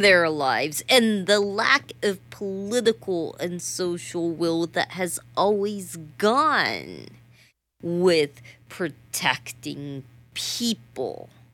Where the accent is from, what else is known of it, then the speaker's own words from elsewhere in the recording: the South, United States; I'm from the South